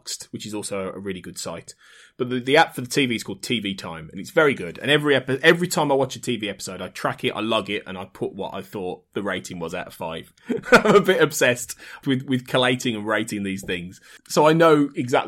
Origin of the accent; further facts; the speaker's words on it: Birmingham, West Midlands, United Kingdom; So I'm from Birmingham in the Midlands, and born and bred in slightly north Birmingham